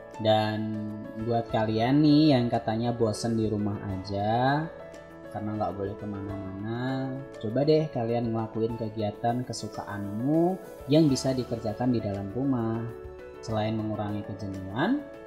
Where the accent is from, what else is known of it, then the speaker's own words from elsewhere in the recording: Boyolali, Central Java, Indonesia; also born or lived in Klaten; aku tuh aslinya orang Boyolali